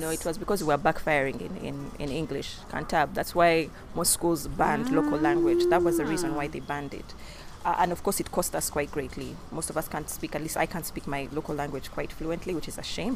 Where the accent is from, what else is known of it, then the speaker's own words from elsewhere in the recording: Uganda; our childhood growing up in Uganda